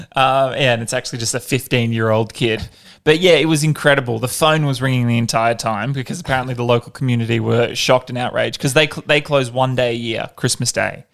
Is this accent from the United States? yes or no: no; Perth, Western Australia, Australia; I grew up in Perth, so not a lot of snow over there